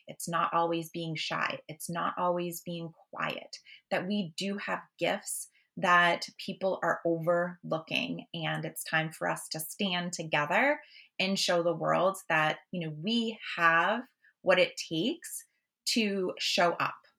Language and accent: English; Massachusetts, United States; I'm from Massachusetts